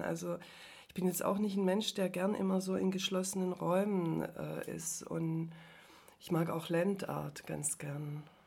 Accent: Herrenberg, Baden-Württemberg, Germany; also born or lived in France / Turkey / Hungary; ich bin hier in Herrenberg aufgewachsen

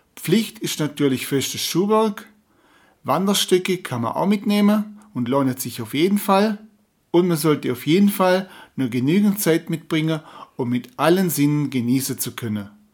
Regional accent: Böttingen, Baden-Württemberg, Germany; meinen Heimatort Böttingen

